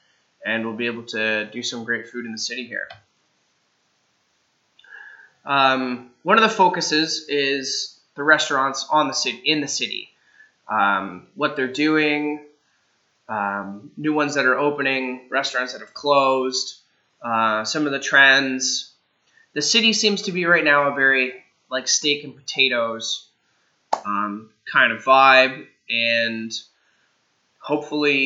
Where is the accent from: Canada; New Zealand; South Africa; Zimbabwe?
Canada; Kingston, Ontario; also born or lived in Guelph / Halifax / San Francisco / Stratford; now in London, Canada; I'm from the Kingston area growing up, and the last few years of my culinary career, I've spent in the London area.